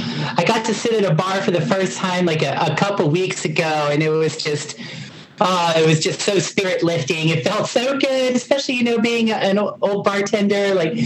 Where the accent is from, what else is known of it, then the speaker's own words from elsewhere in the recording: Montgomery County, Maryland, United States; also born or lived in Beaver Falls, Pennsylvania; I grew up in the Washington, D.C. area, right outside of Montgomery County, Maryland.